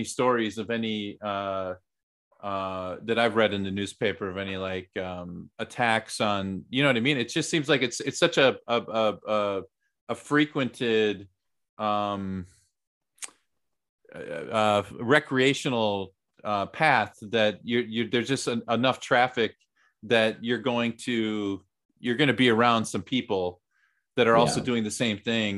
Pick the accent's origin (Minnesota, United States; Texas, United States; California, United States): Minnesota, United States; Minneapolis; now in South Korea; I'm from the St. Paul and Minneapolis area.